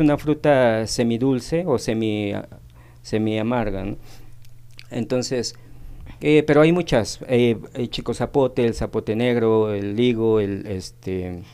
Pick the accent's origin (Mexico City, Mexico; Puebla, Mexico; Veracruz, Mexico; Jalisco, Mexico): Puebla, Mexico; Tehuacán; moved away as an adult; now in Cancún, Mexico; soy originario de aquí de Tehuacán, nací en Tehuacán. Ya radico aproximadamente más de 23 años en la ciudad de Cancún